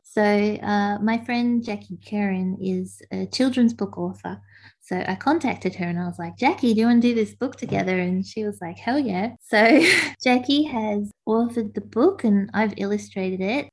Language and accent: English; Gippsland, Victoria, Australia; I grew up in Gippsland in Victoria